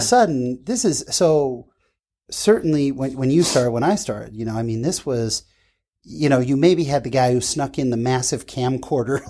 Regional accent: California, United States; I grew up in California

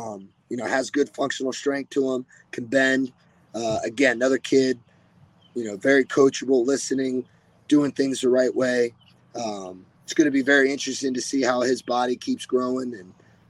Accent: Olentangy, Ohio, United States; moved away; he's from my hometown.

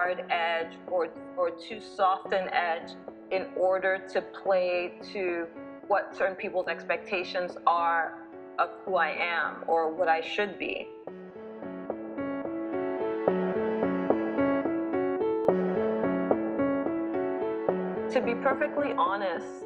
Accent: Nigeria; now in United States; my identity as a Nigerian person

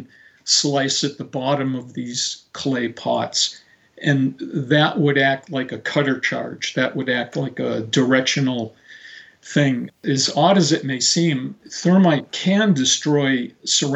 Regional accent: Marin County, California, United States; my hometown, which is, you know, in Marin County

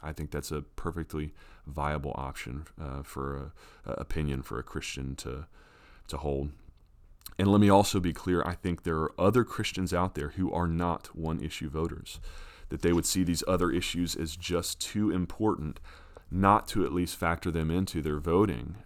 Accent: United States; as an American who votes

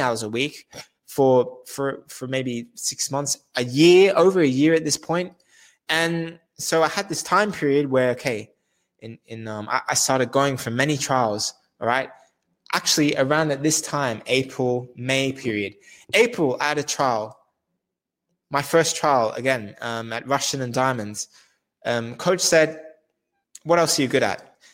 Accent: Australia; I'm Australian as well. I'm Australian from Australia.

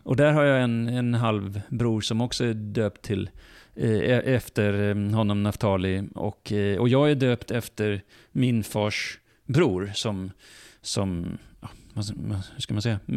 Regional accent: Lund, Skåne, Sweden; Jag är född i Sverige, jag är uppvuxen ja. i Sverige

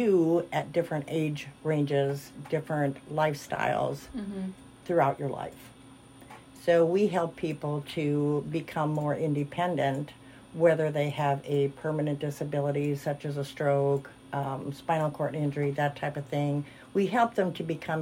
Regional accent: Wisconsin, United States; moved away as an adult; also born or lived in Milwaukee, Wisconsin; now in Missouri, United States; I'm really from Wisconsin

